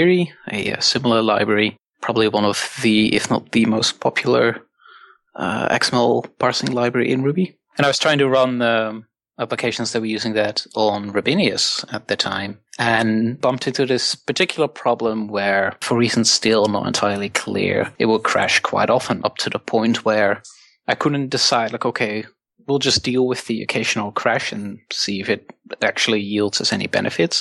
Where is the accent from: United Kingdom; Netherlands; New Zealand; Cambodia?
Netherlands; from the Netherlands